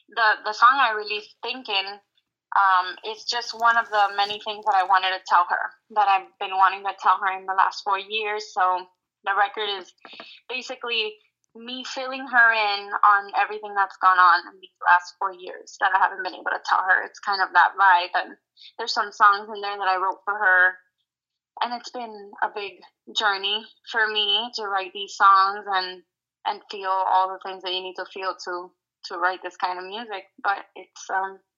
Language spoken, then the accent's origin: English; Hialeah, Florida, United States; I am born and raised in Miami, Florida. My dad is Cuban and my mom is American.